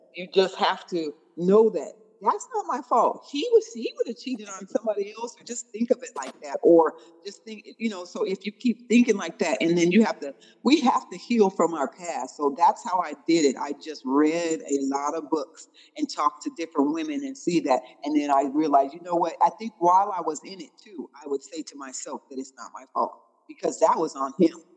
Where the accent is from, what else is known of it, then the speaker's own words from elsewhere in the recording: Tacoma, Washington, United States; We are actually from Tacoma, Washington